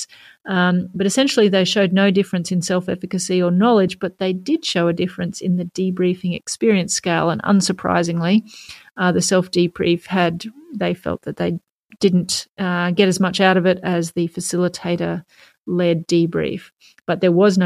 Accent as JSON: {"language": "English", "country": "Canada", "said": "I'm a Canadian."}